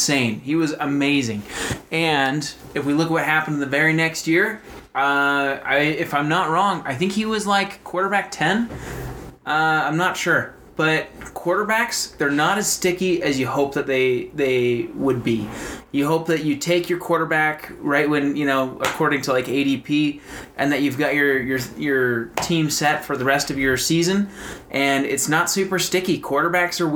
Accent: Kansas City, Missouri, United States; I grew up in Kansas City

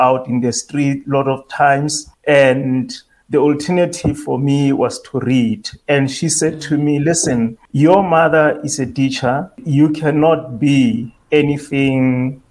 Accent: Taung, North West, South Africa; I grew up in Taung. I lived in a village with my grandparents

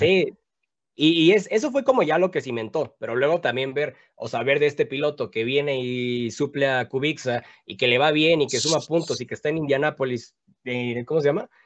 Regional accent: Mexico; como mexicano apoyamos, porque la neta yo también soy súper nacionalista

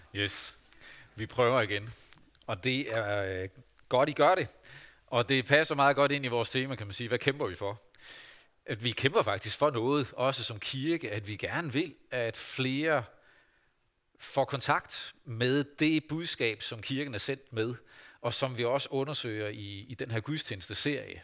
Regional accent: Vestervig, North Denmark Region, Denmark; Da jeg var barn og ung menneske hjemme i Vestervig

